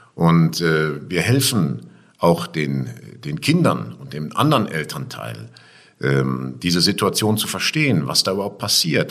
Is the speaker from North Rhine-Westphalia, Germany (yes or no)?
yes; Essen, North Rhine-Westphalia, Germany; ich bin unten am Baldnersee groß geworden in Heisingen und das verknüpfe ich mit meiner Kindheit